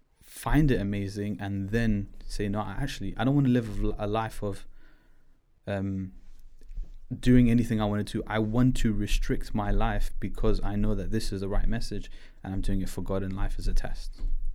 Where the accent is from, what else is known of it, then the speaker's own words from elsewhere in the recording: Pakistan; we don't follow like a religion. We follow it more like, oh yeah, I'm Pakistani, yeah, I'm Muslim.